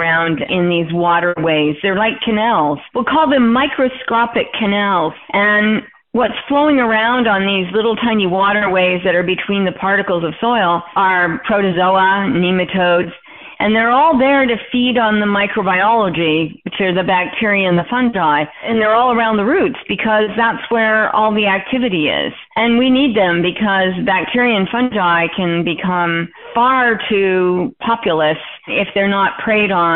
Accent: Calgary, Alberta, Canada; I grew up mostly in Calgary, Alberta, Canada

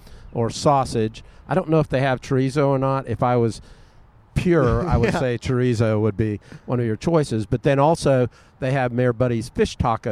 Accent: Kissimmee, Florida, United States; I grew up in Kissimmee.

